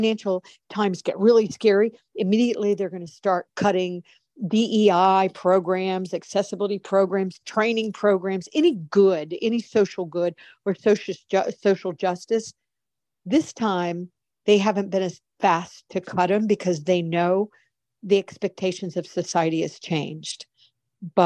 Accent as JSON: {"language": "English", "country": "United States", "said": "I'm an American. I even though I'm very well traveled, I have always lived in the United States"}